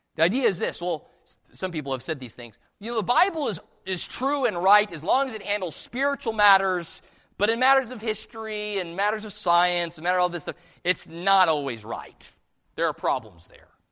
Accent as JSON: {"language": "English", "area": "just outside of Chicago", "region": "Illinois", "country": "United States", "tie": "born or raised there", "said": "I was born just outside of Chicago."}